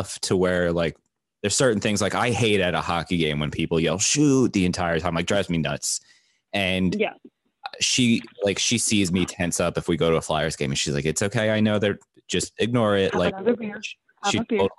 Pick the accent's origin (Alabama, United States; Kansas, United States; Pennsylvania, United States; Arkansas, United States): Pennsylvania, United States; Philadelphia; the Sixers now, my hometown